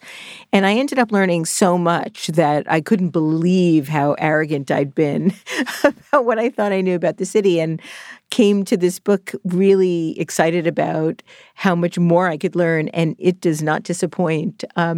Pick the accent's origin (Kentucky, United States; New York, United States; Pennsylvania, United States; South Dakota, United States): New York, United States; Brooklyn; born there; And I was born in Brooklyn, and I loved learning so much about the borough.